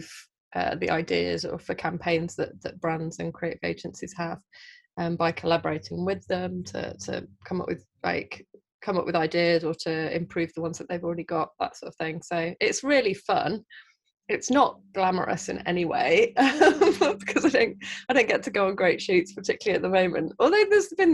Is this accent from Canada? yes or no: no; Midlands, United Kingdom; also born or lived in Southeast London; now in London, United Kingdom; I live in Southeast London. I'm from the Midlands.